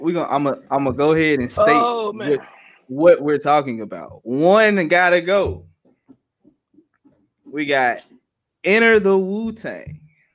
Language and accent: English; Memphis, Tennessee, United States; Hey, I'm from Memphis.